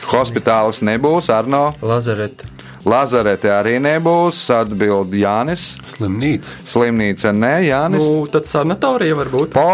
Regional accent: Jūrmala, Latvia; es esmu no Jurmas, nodarbojos ar medicīnu, ar mākslu

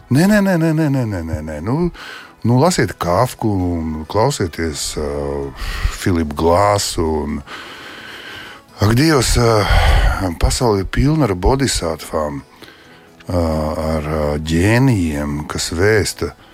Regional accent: Liepāja, Kurzeme, Latvia; also born or lived in Leningrad; es piedzimu un uzaugu Pastilā 11. liepājā

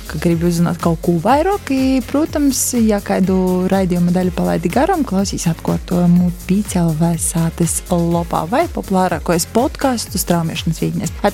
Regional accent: Upīte, Latvia; es esmu no {S2} Upītes.

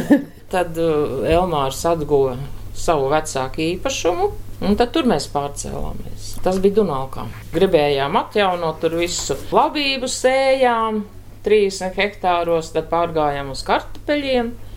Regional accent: Talsi, Talsi Municipality, Latvia; moved away as an adult; also born or lived in Moscow, Russia; now in Liepāja, Latvia; es esmu no Tālsina, nu beidz Tāls vidusskolu.

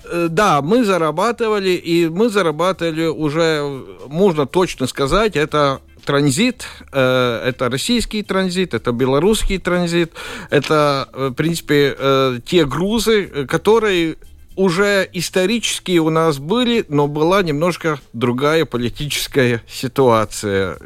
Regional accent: Latvia; Russian is a second language; как латыш, да, ну, хотел на латышском

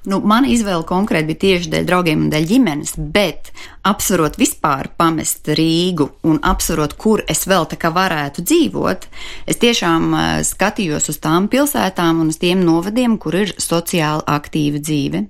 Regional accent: Latvia; Es personīgi atgriezos atpakaļ uz vietu bez darba, bez kaut kādām garantijām

